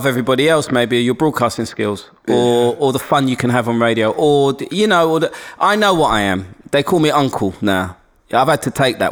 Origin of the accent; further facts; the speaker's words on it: London, United Kingdom; accent: black Cockney Londoners; also born or lived in Forest Gate; I grew up in Hackney